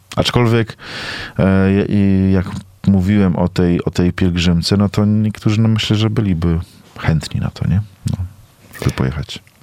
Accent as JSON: {"language": "Polish", "country": "Poland", "moved": "as an adult", "lives_now": "South Africa", "said": "ja mam 36, jestem z Polski, nieopierzony kurczak, misjonarz"}